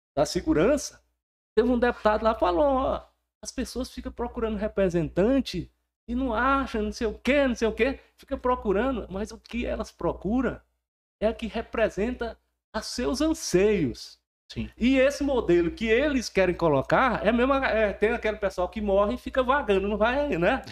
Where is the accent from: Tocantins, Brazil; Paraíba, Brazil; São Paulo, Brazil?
Tocantins, Brazil; Porto Nacional; sou de outubro, nasci aqui em Porto Nacional mesmo.